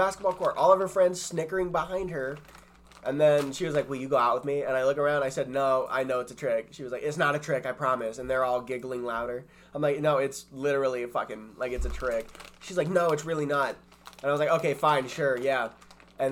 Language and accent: English; El Paso, Texas, United States; I grew up in El Paso, Maine